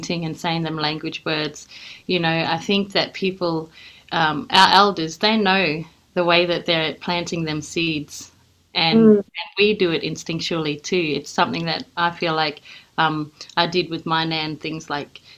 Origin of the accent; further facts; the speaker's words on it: Far North Queensland, Australia; I grew up in Far North Queensland